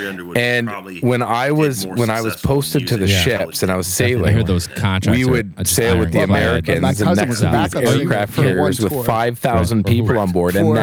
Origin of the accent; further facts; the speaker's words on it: Edmonton, Alberta, Canada; I was born in Edmonton, Alberta. And I grew up in Edmonton, Alberta, or just outside of St. Albert.